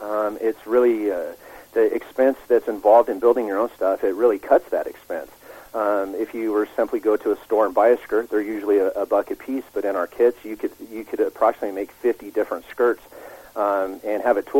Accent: Colorado, United States; spent my entire life growing up in Colorado, in the mountains of Colorado.

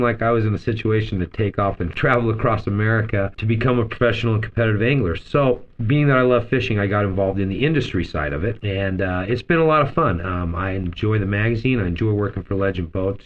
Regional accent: Las Vegas, Nevada, United States; since the time I was eight years old, um, I grew up in Las Vegas

